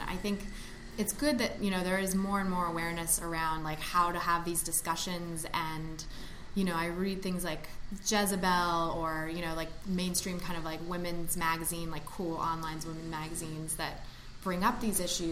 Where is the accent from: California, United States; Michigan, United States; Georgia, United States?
California, United States; Bay Area; also born or lived in Oakland; I grew up in the Bay Area